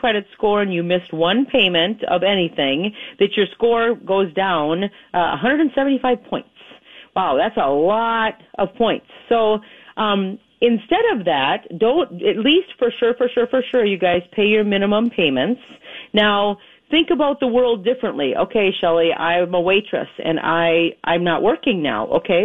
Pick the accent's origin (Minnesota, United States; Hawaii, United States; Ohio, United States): Minnesota, United States; moved away; I am from Minnesota